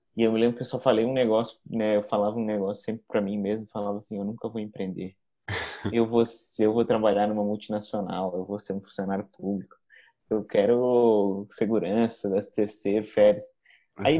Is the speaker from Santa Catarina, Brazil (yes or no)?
yes; Florianópolis, Santa Catarina, Brazil; Sou manezinho da ilha, nasci em nascido e criado em Florianópolis.